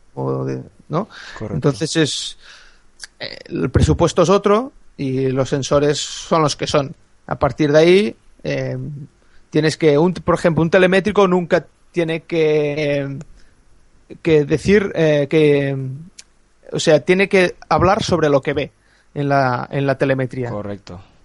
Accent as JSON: {"language": "Spanish", "area": "a small village near Lleida", "region": "Catalonia", "country": "Spain", "said": "soy de, de Lleida, bueno, de un pueblecito al lado de Lleida"}